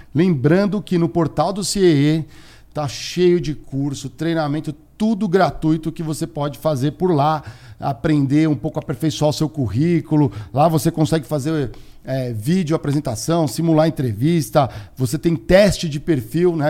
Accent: São Paulo, Brazil; eu cresci, a minha juventude aqui em São Paulo foi bem, bem próximo de Congonhas

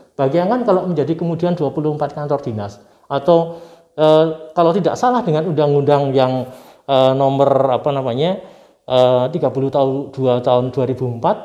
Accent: Purwokerto, Central Java, Indonesia; now in Yogyakarta, Indonesia; di daerah saya di Purwokerto sana di Kabupaten Banyumas

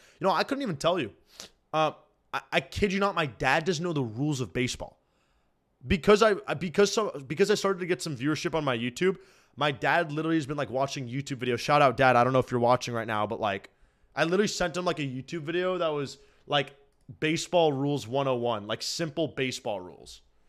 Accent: West Coast, United States; No, I'm from the West Coast, bro.

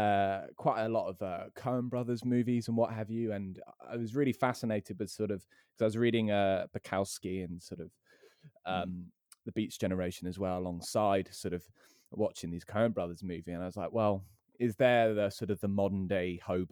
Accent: Plymouth, South West England, United Kingdom; now in London, United Kingdom; I've recently moved up to London, which is really nice because obviously I'm from Plymouth in Devon originally.

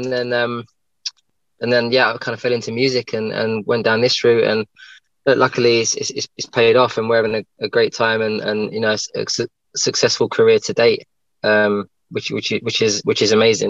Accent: East of England, United Kingdom; also born or lived in London; now in Leeds, United Kingdom; I'm up north actually at the minute. I'm in Leeds, but I'm born and bred in kind of East London / Essex.

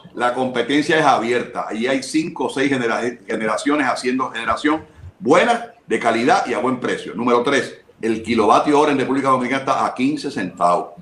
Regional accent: Puerto Rico; yo soy boricua

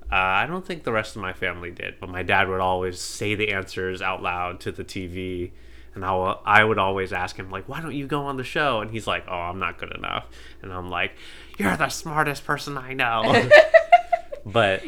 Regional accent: United States; I'm American

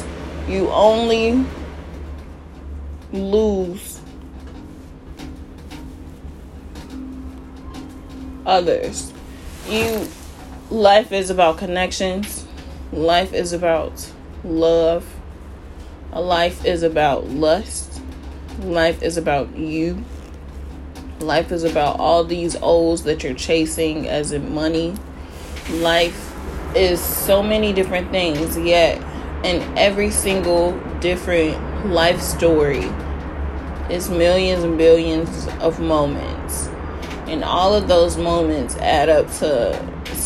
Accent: United States; being an American citizen

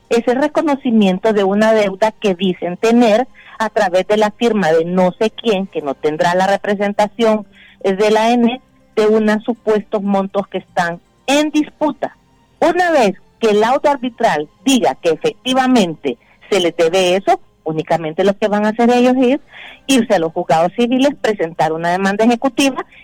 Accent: Honduras; Pero a mí como hondureña, Rómulo, por supuesto que sí.

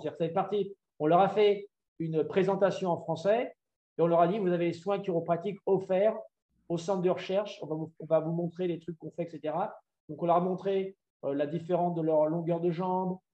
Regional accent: France; moved away as an adult; now in Atlanta, United States; j'étais quand même, en tant que Français, dans le modèle médical

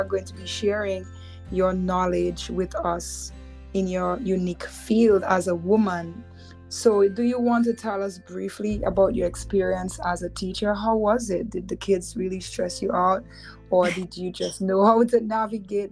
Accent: Dominica; both of us are from Dominica, so growing up in Dominica

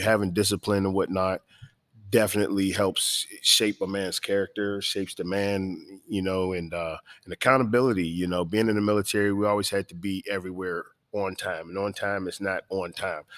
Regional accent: Pittsburgh, Pennsylvania, United States; now in Savannah, United States; I'm from Pittsburgh, Pennsylvania

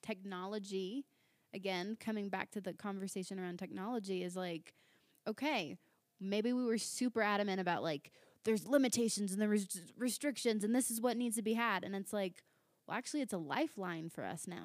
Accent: Virginia Beach, Virginia, United States; moved away as an adult; now in Littleton, United States; I'm originally from Virginia Beach, Virginia.

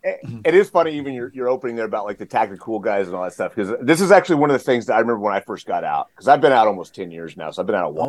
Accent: the Panhandle of Texas, United States; I grew up in Texas. So I'm from the uh, the Panhandle of Texas, little tiny town

